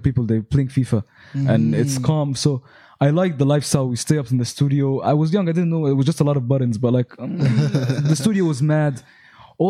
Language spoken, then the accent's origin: English; Egypt; I'm from Egypt.